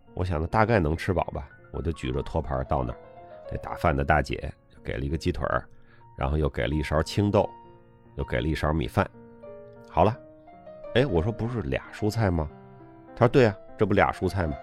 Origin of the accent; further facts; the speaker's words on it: China; moved away as an adult; also born or lived in Beijing, China / United Kingdom; 我们中国人